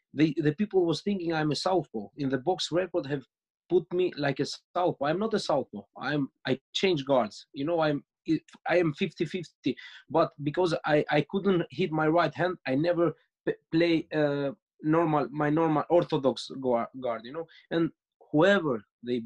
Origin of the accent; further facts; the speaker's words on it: Greece; moved away; also born or lived in Austria; I grew up in Greece, but I have lived in Austria